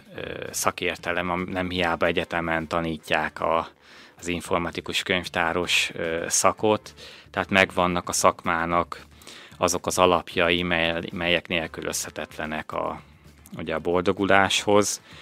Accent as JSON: {"language": "Hungarian", "town": "Újkígyós", "region": "Békés", "country": "Hungary", "tie": "born or raised there", "also_born_or_lived": "Szeged", "said": "én új kígyósi származású vagyok, viszont az mindig is fontosnak éreztem, hogy ne szakadjak el a, a, a szülőföldemtől"}